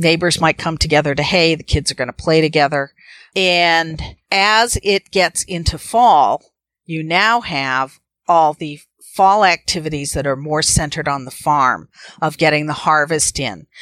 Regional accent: Needham, Massachusetts, United States; also born or lived in Westford, Massachusetts; I grew up in Needham.

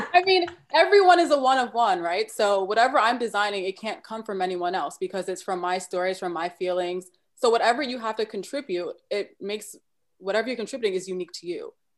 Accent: New York City, New York, United States; I'm originally from Brooklyn, New York

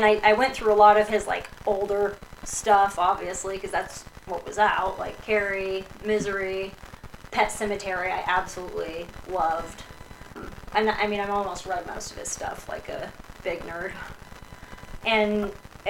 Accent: Colorado, United States; now in Illinois, United States; I am from Colorado originally, but currently live out in the Midwest in Illinois

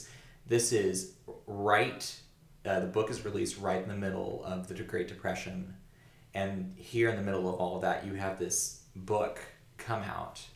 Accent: the South, United States; we grew up in the South.

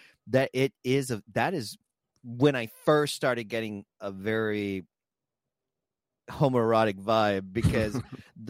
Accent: South Texas, United States; me being from South Texas

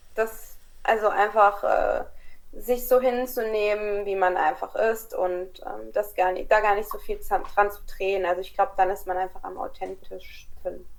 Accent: Kassel, Hesse, Germany; born or raised there; moved away as an adult; also born or lived in Croatia (father); now in France

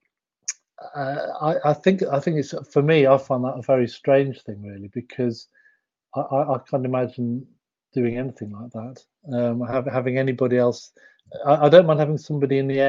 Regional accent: Yorkshire and the Humber, United Kingdom; I'm from Yorkshire

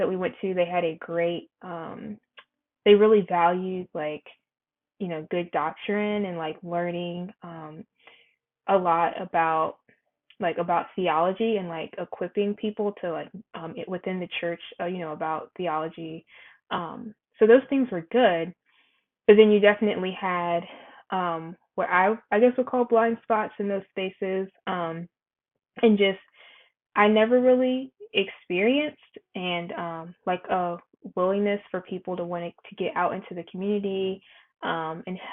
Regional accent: North Carolina, United States; I'm from North Carolina as well

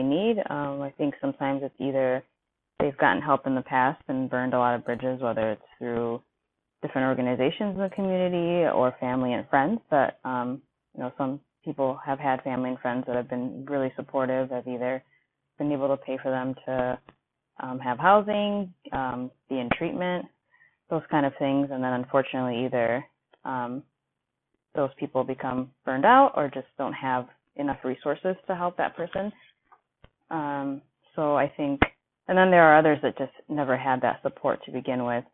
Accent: Kenya; now in Milwaukee, United States; I'm originally from Kenya, but currently living in Milwaukee, Wisconsin

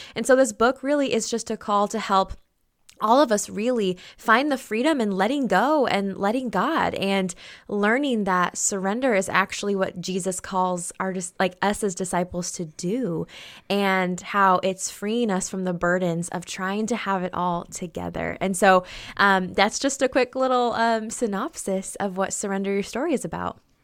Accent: Oregon, United States; born and raised in Oregon

